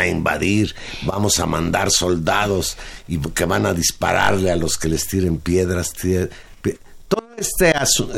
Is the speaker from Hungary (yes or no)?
no; Mexico; nosotros como mexicanos